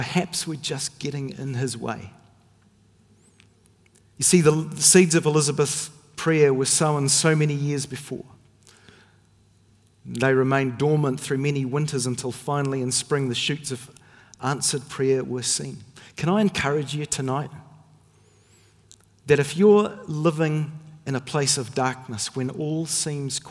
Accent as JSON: {"language": "English", "region": "Northern Ireland", "country": "United Kingdom", "tie": "born or raised there", "said": "when I was a child growing up in Northern Ireland"}